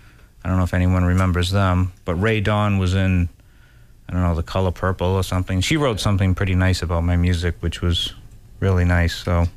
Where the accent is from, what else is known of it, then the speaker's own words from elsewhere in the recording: South Coast, Massachusetts, United States; I am also from the South Coast.